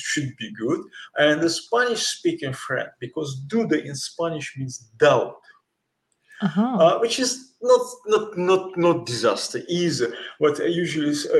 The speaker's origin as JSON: {"language": "English", "region": "Kyiv", "country": "Ukraine", "moved": "as an adult", "lives_now": "Valencia, Spain", "said": "I'm originally from Kyiv"}